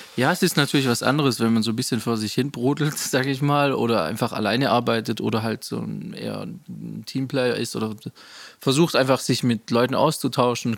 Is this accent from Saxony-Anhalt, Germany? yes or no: no; Rottweil, Baden-Württemberg, Germany; ich bin hier in Rottweil aufgewachsen, groß geworden.